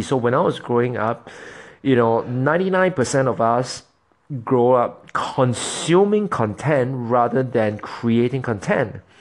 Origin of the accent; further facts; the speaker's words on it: Singapore; moved away as an adult; I am formerly, I am originally from Singapore. I'm from Singapore